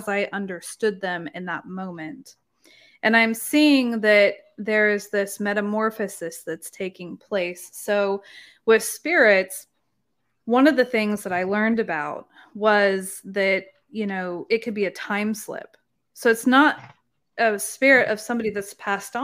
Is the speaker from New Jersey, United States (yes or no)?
no; Oregon, United States; moved away as an adult; now in Texas, United States; I was in Oregon, beautiful Pacific Northwest, that's where I grew up.